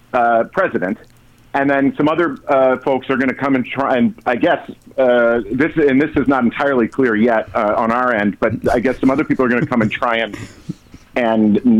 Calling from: Studio City, California, United States; I am calling from Studio City, California.

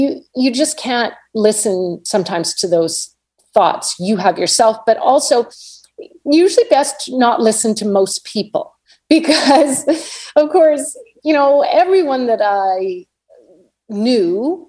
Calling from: Vancouver, British Columbia, Canada; Well, I am joining you from Vancouver, Canada.

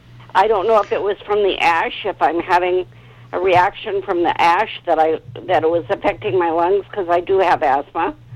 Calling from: Bay Area, California, United States; I'm calling from the Bay Area

